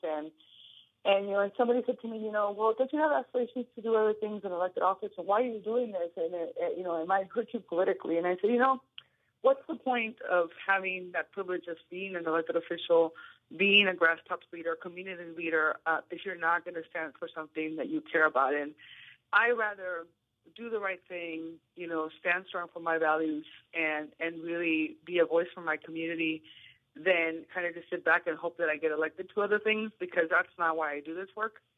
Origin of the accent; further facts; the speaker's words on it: Tijuana, Baja California, Mexico; now in San Diego, United States; I'm the oldest of four um, in my family, and I grew up in Tijuana.